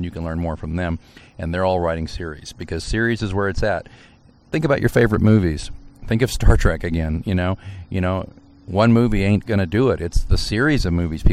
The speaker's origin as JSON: {"language": "English", "region": "Missouri", "country": "United States", "said": "I'm from Missouri."}